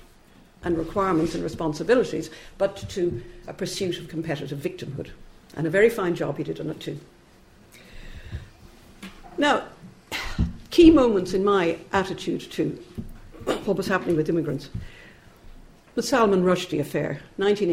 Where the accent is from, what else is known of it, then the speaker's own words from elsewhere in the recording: Ireland; moved away as an adult; now in United Kingdom; I'm an Irish immigrant, like Connor. I came here in the late 60s.